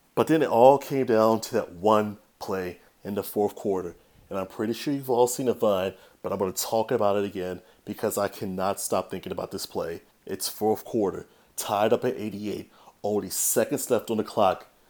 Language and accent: English; Chicago, Illinois, United States; now in Seattle, United States; my hometown Chicago White Sox